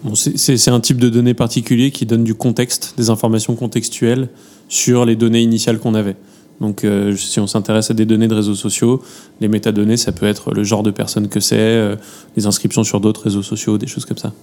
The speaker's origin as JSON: {"language": "French", "country": "France", "accent": "French", "said": "mon accent français"}